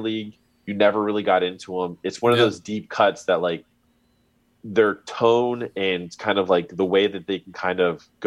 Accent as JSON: {"language": "English", "town": "Miami", "region": "Florida", "country": "United States", "tie": "born or raised there", "lives_now": "Orlando, United States", "said": "I grew up in Miami"}